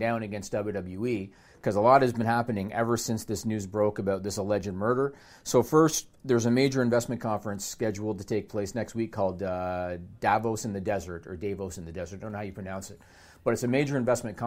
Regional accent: Canada; I'm Canadian

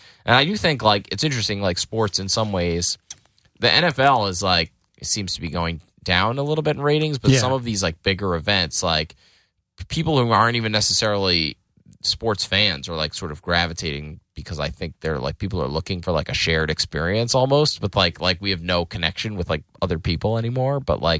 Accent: Lafayette Hill, Pennsylvania, United States; I grew up in a town called Lafayette Hill.

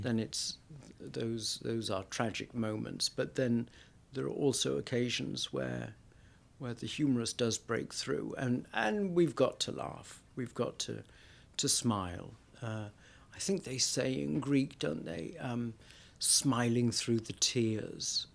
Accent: Wales, United Kingdom; my home town in Wales, it would be very much a community

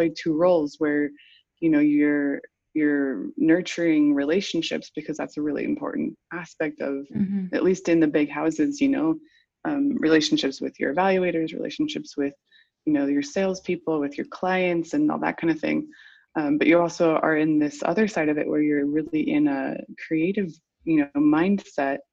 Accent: United States; moved away as an adult; also born or lived in New York; now in Paris, France; I am American

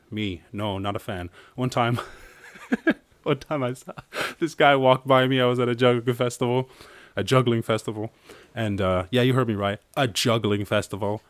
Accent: Ireland; I'm Irish

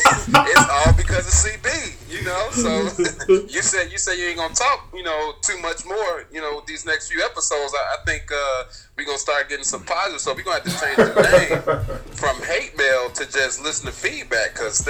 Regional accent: Alabama, United States; now in New York, United States; I'm from Alabama, too, and I live in New York.

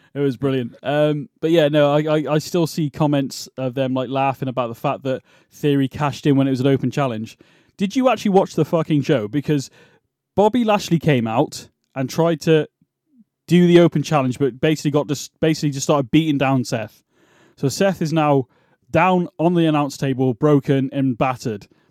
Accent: United Kingdom; accent: British

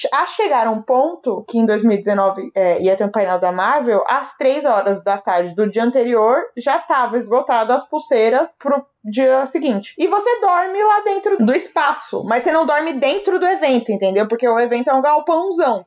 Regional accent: Brazil; a gente é brasileiro

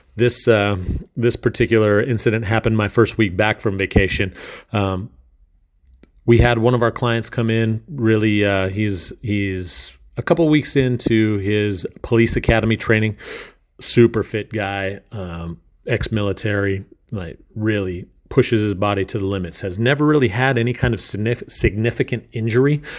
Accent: Minnesota, United States; moved away as an adult; my home state of Minnesota

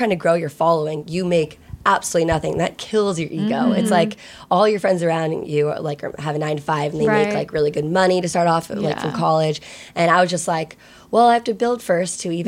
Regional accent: Virginia, United States; moved away as an adult; now in Los Angeles, United States; I'm originally from Virginia, but I came to USC in LA on a lacrosse scholarship

